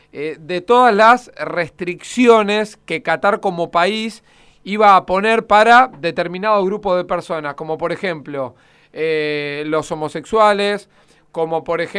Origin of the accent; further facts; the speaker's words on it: Argentina; A ver, vos conocés cómo somos los, argentinos y mucho más con la desesperación de entrar